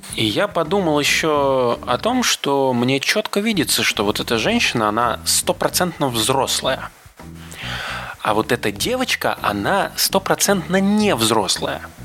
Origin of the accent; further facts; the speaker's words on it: Moscow Oblast, Russia; я родом из Подмосковья